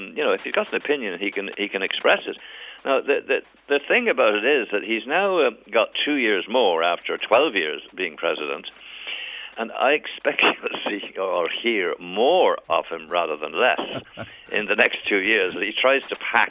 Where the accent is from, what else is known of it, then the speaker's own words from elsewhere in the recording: Ireland; also born or lived in England; I was born in England and I've lived most of my life in Ireland, but I did spend years as a young adult in England